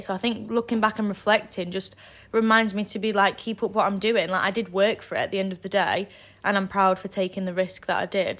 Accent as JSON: {"language": "English", "town": "Dronfield", "region": "East Midlands", "country": "United Kingdom", "lives_now": "Sheffield, United Kingdom", "said": "I am from near the area, I'm from Dromfield, so I've not moved too far."}